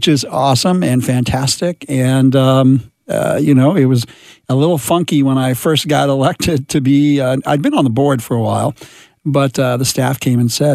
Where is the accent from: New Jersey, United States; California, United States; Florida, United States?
California, United States; Los Angeles; Mexican-American and born and raised in Los Angeles, native Angeleno, my hometown